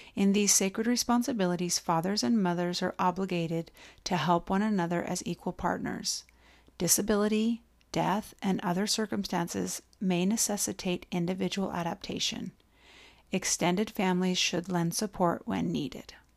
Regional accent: Idaho, United States; moved away; I grew up in Idaho

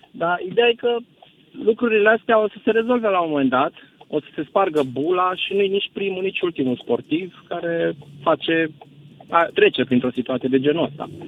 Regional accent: Romania; also born or lived in Târgu Jiu; noi suntem români.

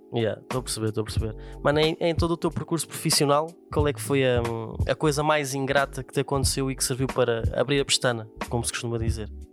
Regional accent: Vila Franca de Xira, Lisbon, Portugal; eu sou aqui da zona do Raptor

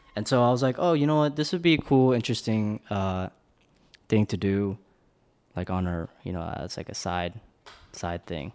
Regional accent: Northern Virginia, United States; also born or lived in Korea / Blacksburg, Virginia; I was born in Korea, moved to America when I was in two thousand, and spent in, spent the majority of my life all around Virginia

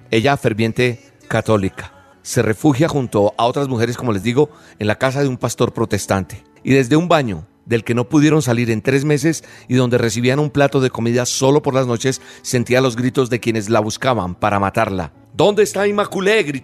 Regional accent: Colombia; Hay otra persona que es de mi país, de Colombia, de donde soy oriundo, Natalia Ponce

